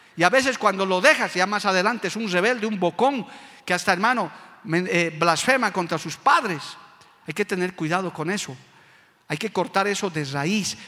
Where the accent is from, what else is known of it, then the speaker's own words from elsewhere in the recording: Bolivia; como boliviano y hombre de Dios que soy